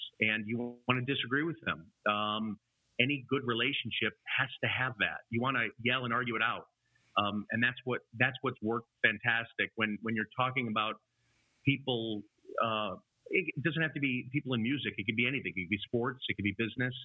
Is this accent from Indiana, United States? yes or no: no; Chicago, Illinois, United States; I grew up in the suburbs of Chicago. That's where I am now